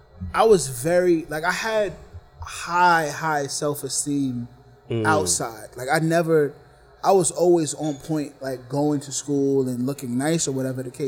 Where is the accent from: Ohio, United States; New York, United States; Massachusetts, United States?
New York, United States; New York City; I'm from the Bronx, born and raised, uptown kid.